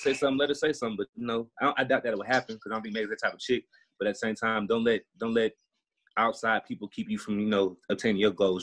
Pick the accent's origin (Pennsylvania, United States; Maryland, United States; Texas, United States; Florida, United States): Texas, United States; Houston; moved away; I'm from Houston, Texas